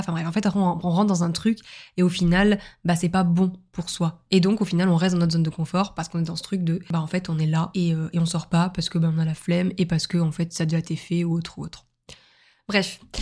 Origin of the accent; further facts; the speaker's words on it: Montpellier, Occitania, France; moved away as an adult; now in Lille, France; ma ville natale qui est Montpellier